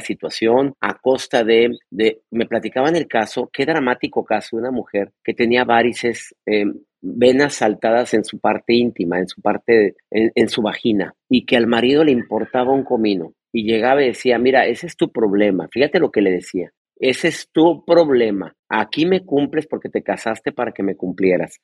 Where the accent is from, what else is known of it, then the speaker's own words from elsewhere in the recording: Mexico; en mi país, en mi México amado, en el país nuestro, Bronca, donde nacimos